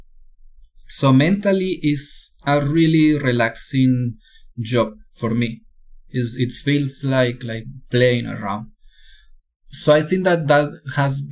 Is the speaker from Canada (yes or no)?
no; Cauca, Colombia; now in Chile; I was born in Cauca, Colombia, which is like the most violent region of Colombia